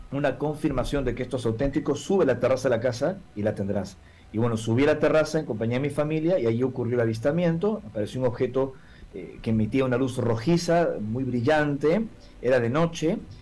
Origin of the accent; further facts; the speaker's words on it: Peru; vengo del Perú